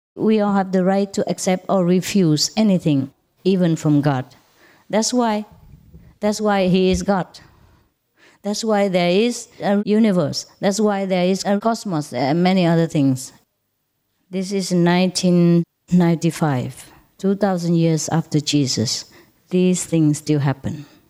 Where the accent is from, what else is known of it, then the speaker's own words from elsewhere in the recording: Vietnam; moved away; I was born in Vietnam